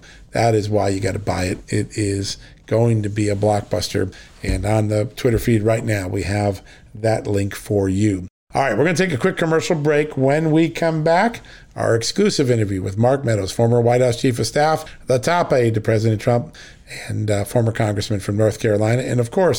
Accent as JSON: {"language": "English", "country": "Ireland", "said": "You're making me blush as an Irishman, which is hard to do."}